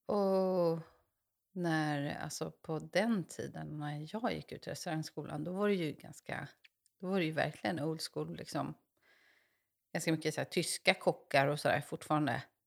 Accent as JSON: {"language": "Swedish", "town": "Stockholm", "region": "Stockholm County", "country": "Sweden", "moved": "as an adult", "lives_now": "Mariefred, Sweden", "said": "jag är från eh, Stockholm"}